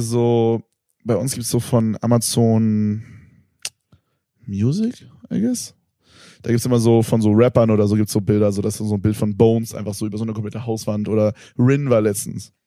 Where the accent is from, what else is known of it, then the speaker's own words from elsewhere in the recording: Germany; ich komme halt aus Berlin